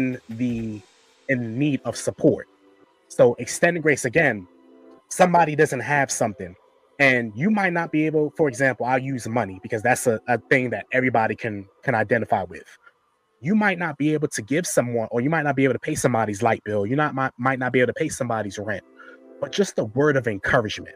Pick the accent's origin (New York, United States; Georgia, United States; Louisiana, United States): New York, United States; I'm from New York